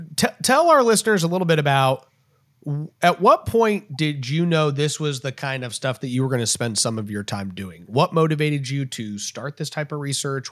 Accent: Texas, United States; as a Texan

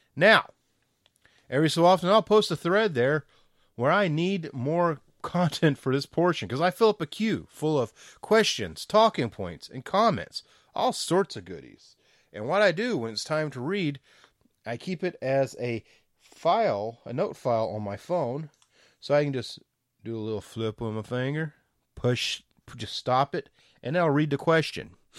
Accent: the South, United States; I'm from the South

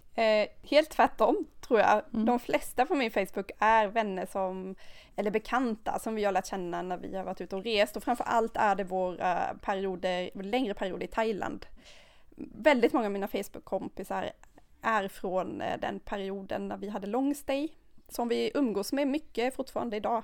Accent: Sweden; vi som svenskar

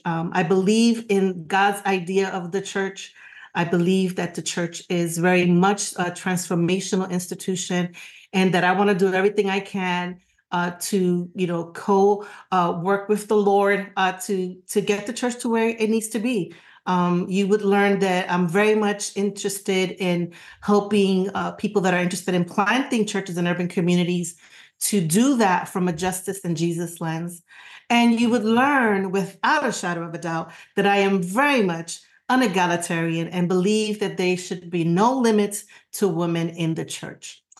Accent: New York, United States; now in Florida, United States; I'm a New Yorker forever and always

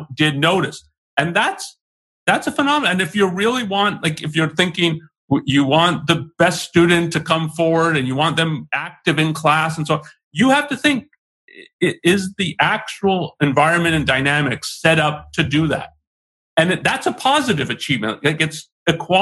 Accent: Canada; I was born in Canada, so I've been raised in North America. I've lived elsewhere, but essentially, that's my exposure to the culture I was brought up

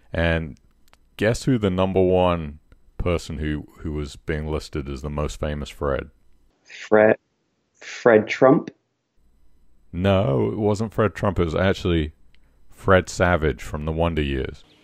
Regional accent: England, United Kingdom; But I'm an Englishman. I should get it.

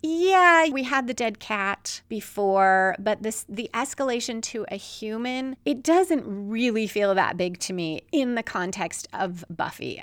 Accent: Chicago, Illinois, United States; Chicago, my hometown

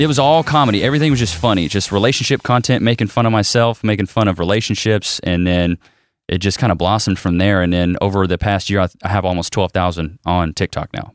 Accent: Paris, Texas, United States; moved away as an adult; also born or lived in Commerce, Texas / Austin, Texas; I was born and raised in Paris, Texas

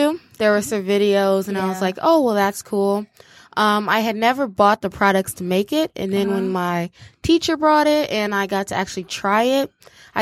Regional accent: Ferndale, Michigan, United States; also born or lived in Detroit, Michigan; now in Ann Arbor, United States; I grew up in Ferndale, which is a small town

